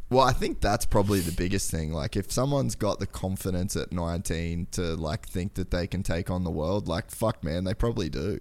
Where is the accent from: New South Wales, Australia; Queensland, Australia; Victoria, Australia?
Queensland, Australia; Cairns; moved away as an adult; I grew up in Cairns, Aus-, like, so way far north Queensland